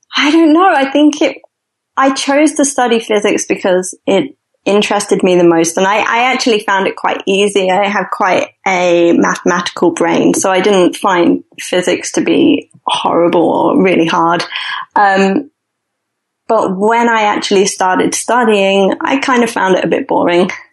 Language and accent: English; London, United Kingdom; moved away; I'm originally from London